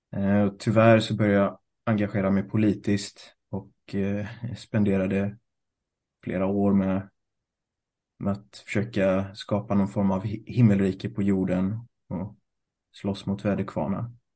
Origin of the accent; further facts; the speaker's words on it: Gothenburg, Västra Götaland, Sweden; also born or lived in Thailand / Sri Lanka; Född och uppvuxen i Göteborg